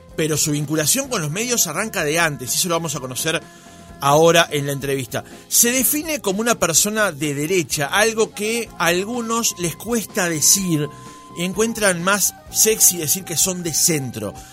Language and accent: Spanish; Montevideo, Uruguay; also born or lived in Prado, Montevideo; yo nací en Capurro, después me mudé para el Prado. Y yo iba a la escuela que está enfrente a la cancha de, Fénix.